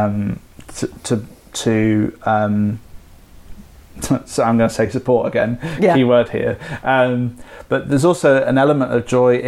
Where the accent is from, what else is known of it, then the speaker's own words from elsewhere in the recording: Derby, East Midlands, United Kingdom; moved away; my hometown, where my home city, Derby